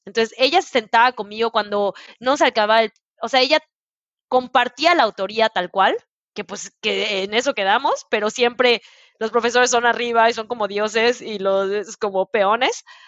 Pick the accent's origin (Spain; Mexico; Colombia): Mexico; Mérida, Yucatán; moved away as an adult; also born or lived in Italy / Brazil / Puebla; yo soy de Mérida